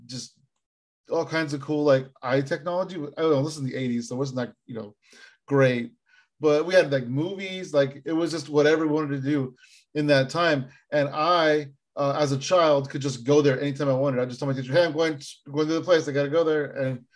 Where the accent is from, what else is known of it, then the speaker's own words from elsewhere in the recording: San Jose, California, United States; growing up in San Jose